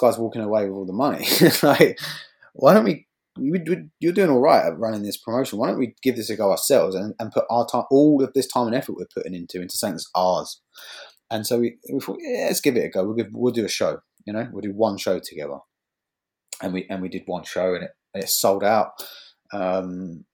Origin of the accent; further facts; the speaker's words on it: Bournemouth, South West England, United Kingdom; my hometown in Bournemouth